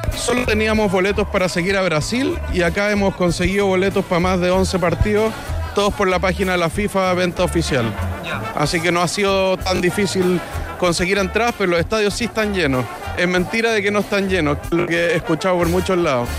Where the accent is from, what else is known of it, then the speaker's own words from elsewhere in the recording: Santiago, Santiago Metropolitan Region, Chile; somos de, de Santiago, de la empresa Tremac